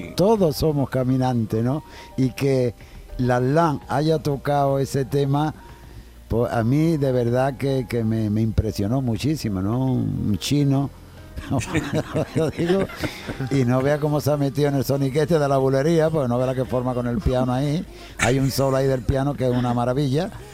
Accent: Jerez de la Frontera, Andalusia, Spain; el día 6 de agosto en mi tierra, en el Festival del Tío Pepe

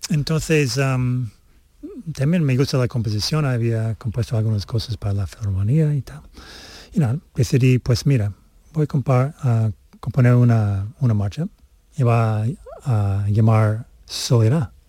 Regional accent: Canada; born there; Mm, nací en Canadá y por eso tengo la nacionalidad de, Canadá.

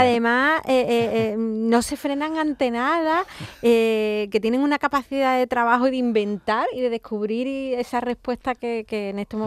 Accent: Andalusia, Spain; en esta gran comunidad, la nuestra, Andalucía

